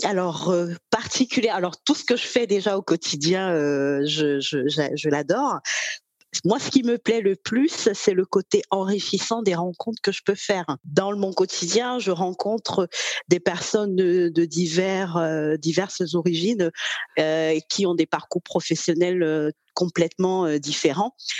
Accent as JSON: {"language": "French", "country": "Cameroon", "tie": "born or raised there", "moved": "as an adult", "lives_now": "Normandy, France", "said": "je suis née au Cameroun, j'ai 38 ans. Alors, je réside en ce moment euh, en France, en Normandie"}